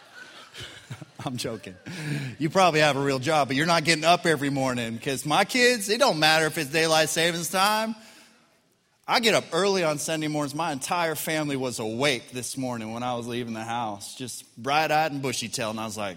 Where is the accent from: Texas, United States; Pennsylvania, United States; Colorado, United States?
Colorado, United States; now in Arkansas, United States; When I grew up in Colorado